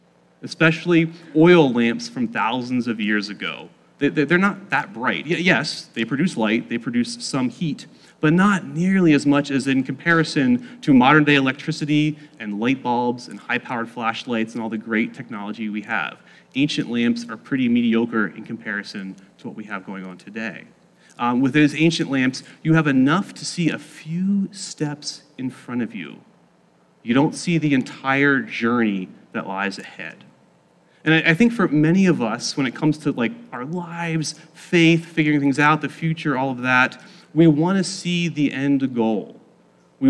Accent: South Central Pennsylvania, United States; I grew up in South Central Pennsylvania

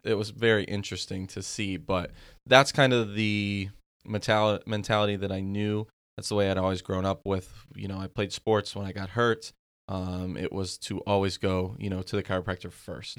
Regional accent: Pennsylvania, United States; moved away; I'm from Pennsylvania originally

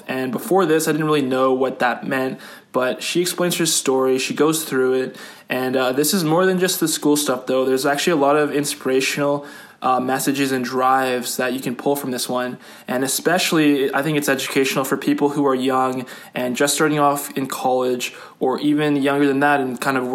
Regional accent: Calgary, Alberta, Canada; I was born in Calgary

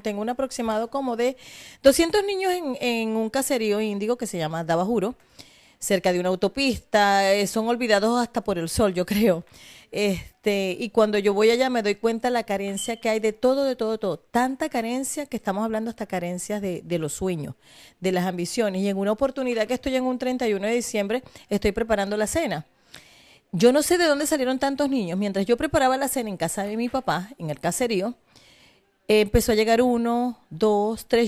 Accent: Maracaibo, Zulia, Venezuela; also born or lived in Falcón; yo nací en Maracaibo, pero mis padres son de Falcón

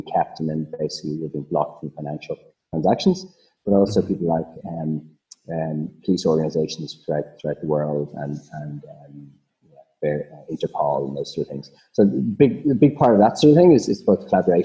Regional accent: Ireland; accent: Irish; moved away as an adult; now in Australia; you can probably hear I'm Irish

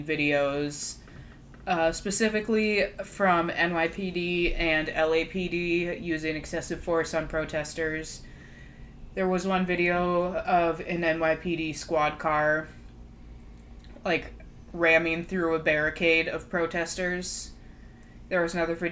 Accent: Brooklyn Park, Minnesota, United States; our suburb, we're from Brooklyn Park

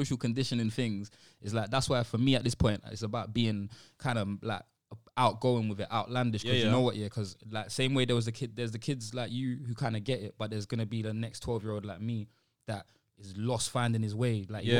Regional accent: Sierra Leone; Like, I'm from Sierra Leone where it's like, you can't step out of a car without people coming up to you with their hand at its peak, you get me?

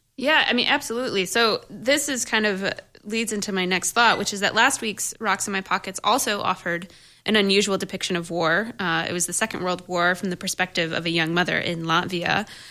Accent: Buffalo, New York, United States; I'm from Buffalo

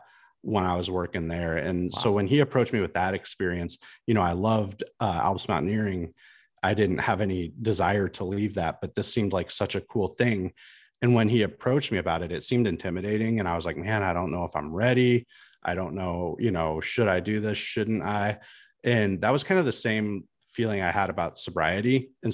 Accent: Midwest, United States; I was a kid from the Midwest, like a fairly small town in the Midwest, who went to grade school and high school with a bunch of people who looked and sounded and acted exactly like me.

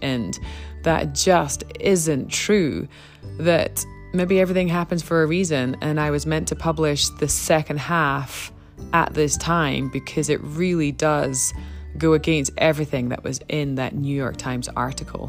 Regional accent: Scotland, United Kingdom; now in Canada; I'm from Scotland and I'm not even from a farming background. Though a lot of our friends when I was growing up, it was a huge farming community

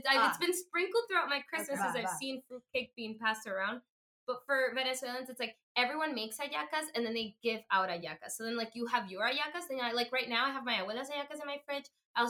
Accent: Florida, United States; Baby, when I said I'm from Florida

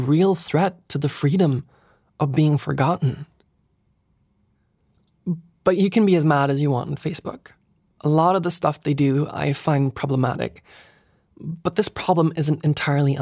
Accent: Lillehammer, Innlandet, Norway; In my hometown in Lillehammer, there's a museum called Majhagen

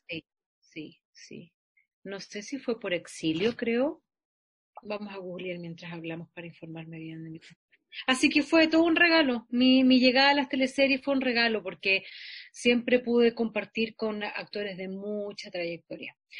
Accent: Santiago, Santiago Metropolitan Region, Chile; en mi escuela atravesar Santiago de la Florida a Bellavista, donde queda la escuela

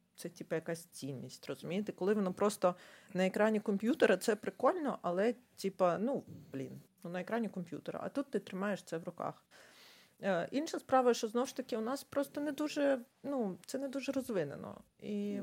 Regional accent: Ukraine; Я з України

